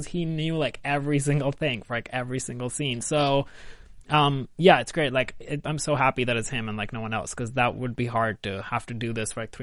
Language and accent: English; India; moved away as an adult; now in Los Angeles, United States; I grew up in India